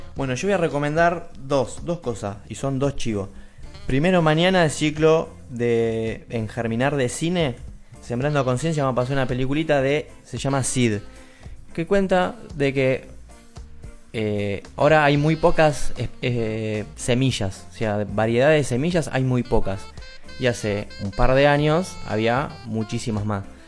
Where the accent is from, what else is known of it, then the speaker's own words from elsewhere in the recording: Argentina; los argentinos que nos enojamos por todo